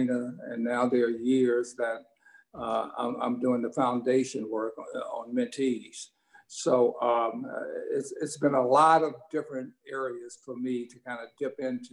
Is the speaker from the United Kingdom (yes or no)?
no; Washington, District of Columbia, United States; the area that I grew up in Washington, D.C.